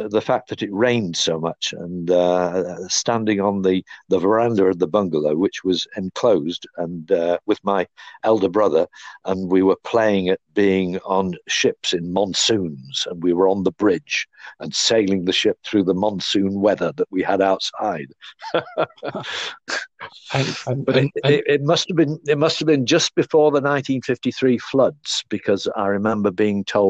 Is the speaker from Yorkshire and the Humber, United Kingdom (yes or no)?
yes; Grimsby, Yorkshire and the Humber, United Kingdom; also born or lived in Northampton; when I was three, a few years later, 1952, my father died suddenly, and we had to move to Grimsby and live with my grandparents